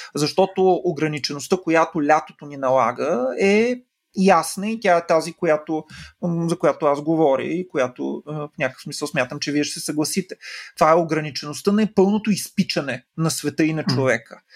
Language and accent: Bulgarian; Silistra, Silistra Province, Bulgaria; в Североизточна България, откъдето съм аз, mm. нали, в Силистра.